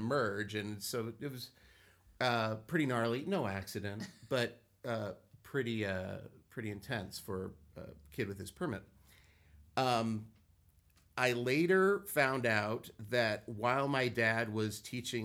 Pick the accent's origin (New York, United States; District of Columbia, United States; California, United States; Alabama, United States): California, United States; Los Angeles; I grew up here in Los Angeles.